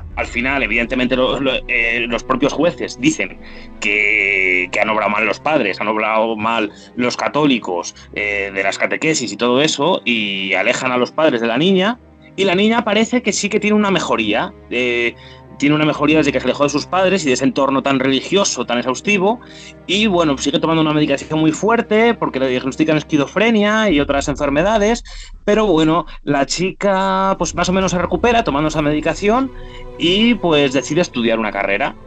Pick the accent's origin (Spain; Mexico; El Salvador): Spain; Salamanca, Castile and León; yo soy de Salamanca